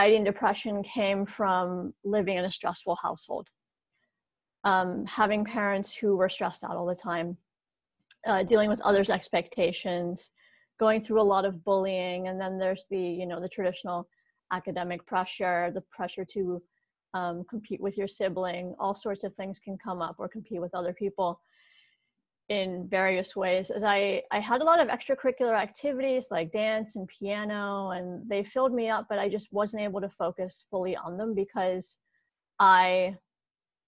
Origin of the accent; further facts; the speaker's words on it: Morgantown, West Virginia, United States; moved away as an adult; also born or lived in Pittsburgh; here in my hometown of Morgantown, West Virginia